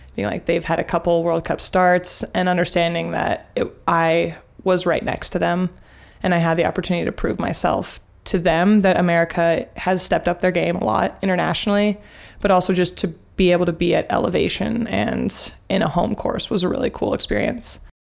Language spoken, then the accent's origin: English; Jackson, Wyoming, United States; also born or lived in Sun Valley, Idaho / Boulder, Colorado; now in Bend, United States; I grew up in Jackson Hole, spent a lot of time in Sun Valley, and most recently I just graduated from University of Colorado Boulder